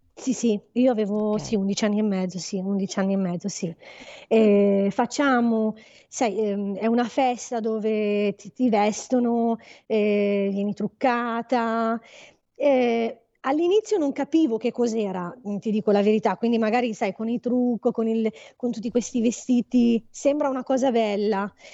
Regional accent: Agadir, Souss-Massa, Morocco; moved away; also born or lived in Settimo Milanese, Italy; noi siamo di Agadir

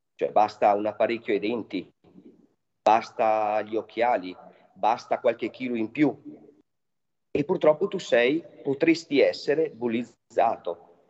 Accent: Trentino-Alto Adige, Italy; parte dal mio paese che sono ai confini col Veneto e arriva fino, fino a Trento

